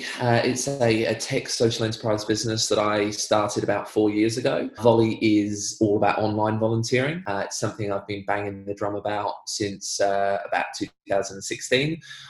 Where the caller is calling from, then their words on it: Parkdale, Victoria, Australia; Relatively locked down in Parkdale, Victoria. Yep. So Bayside, just past Mentone. It's a sleepy little Bayside town full of very lovely people.